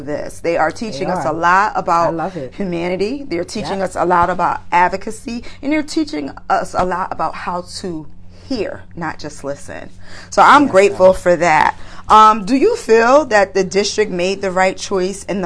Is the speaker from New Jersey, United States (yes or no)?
no; Bridgeport, Connecticut, United States; I am a native of Bridgeport, Connecticut. That is my hometown, born and raised